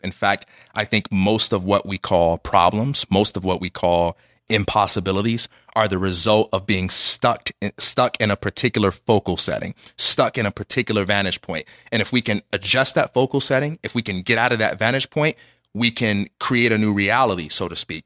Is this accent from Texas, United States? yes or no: no; Chicago, Illinois, United States; moved away as an adult; now in Los Angeles, United States; I'm just from Chicago. I will always be from Chicago. I live in Los Angeles